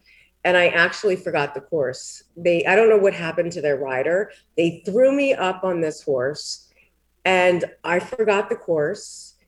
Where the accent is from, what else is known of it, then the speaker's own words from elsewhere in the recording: New York, United States; I mean, and meanwhile, I'm from New York, so it's a melting pot, but it's not like as obvious.